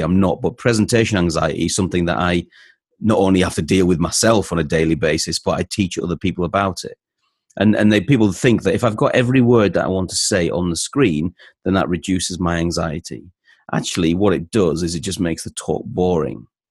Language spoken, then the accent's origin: English; North East England, United Kingdom; now in Leeds, United Kingdom; I lived in the northeast of England. I moved to Leeds in, uh, in the late eighties with my dad and his job, and I've stayed here ever since. So I'm from Leeds in West Yorkshire